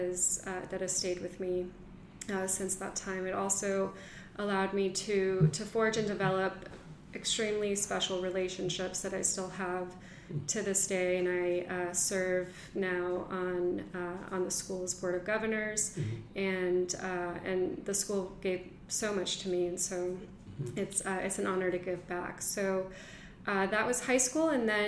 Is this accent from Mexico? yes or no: yes; Mexico; now in United States; And it was a wonderful life and childhood growing up in Mexico. After that, we moved back to Miami, and that is where I spent most of my elementary school years and middle school.